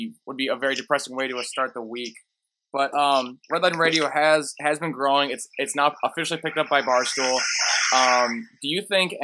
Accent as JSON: {"language": "English", "town": "Rockford", "region": "Illinois", "country": "United States", "tie": "born or raised there", "moved": "yes", "lives_now": "Milwaukee, United States", "said": "I remember growing up, he had a ton of, like, anti-drug posters all over Rockford"}